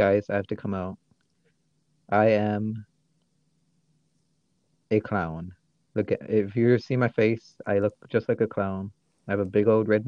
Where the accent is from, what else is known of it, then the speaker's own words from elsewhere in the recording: Michigan, United States; accent: Michigan; my Michigan accent.